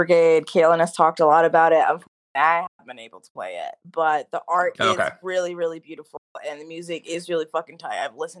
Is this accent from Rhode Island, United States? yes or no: yes; Rhode Island, United States; me growing up in Rhode Island, the smallest fucking state in the smallest fucking city, being 1 mile long